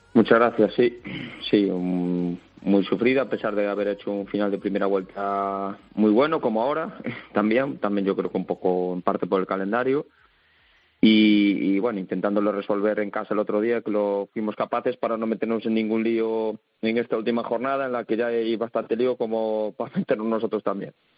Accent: Galicia, Spain; moved away; yo soy gallego ahí de, pura cepa.

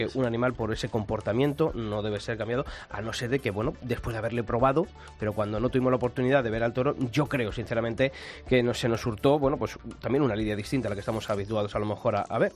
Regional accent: Madrid, Community of Madrid, Spain; los que somos de Madrid, pues oye, es la fiesta de nuestro pueblo

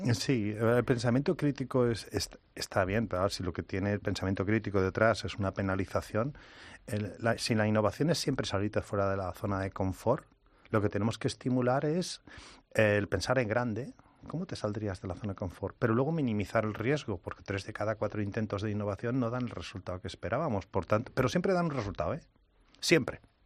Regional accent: Spain; accent: Spanish; me dicen qué lindo acento español tienes

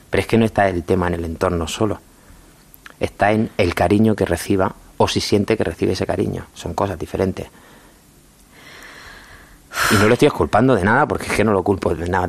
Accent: Region of Murcia, Spain; Como todo el mundo sabe, los murcianos tenemos un acento espectacularmente bonito.

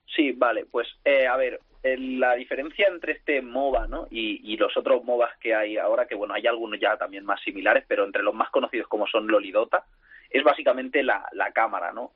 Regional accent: Barcelona, Catalonia, Spain; Soy de Barcelona.

